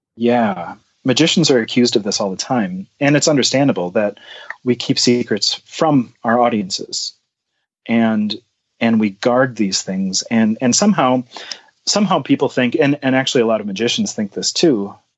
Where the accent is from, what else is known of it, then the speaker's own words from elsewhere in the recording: New Ulm, Minnesota, United States; I grew up in New Ulm, Minnesota